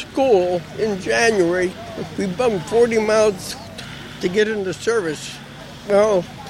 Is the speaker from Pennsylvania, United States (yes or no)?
yes; Northeastern Pennsylvania, United States; Big town, population 5,000 at that time. Now it's 3,000. It's a beautiful country where I come from. Northeastern part of Pennsylvania, up near Lake Erie.